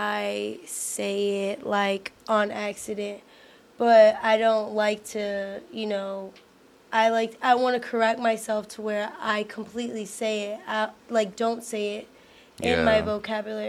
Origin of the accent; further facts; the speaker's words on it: Houston, Texas, United States; I'm from Houston